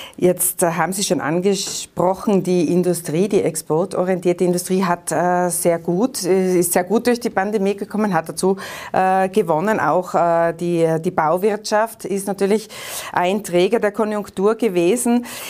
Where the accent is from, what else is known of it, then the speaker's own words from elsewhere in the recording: Austria; Bei uns in Österreich